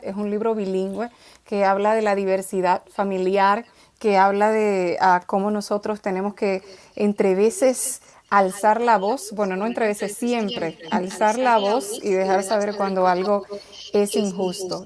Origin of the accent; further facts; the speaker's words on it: Dominican Republic; nací me crié en República Dominicana